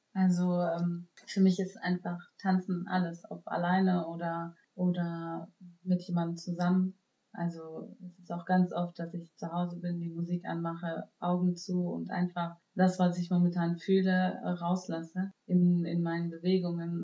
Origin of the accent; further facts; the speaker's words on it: Germany; ich bin ja in Deutschland äh, geboren und aufgewachsen